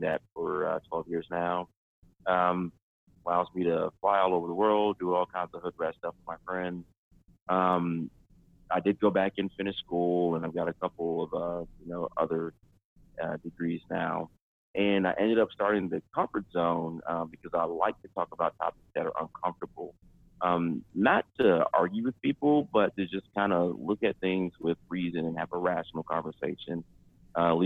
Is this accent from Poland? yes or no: no; Deep South, United States; growing up in the Deep South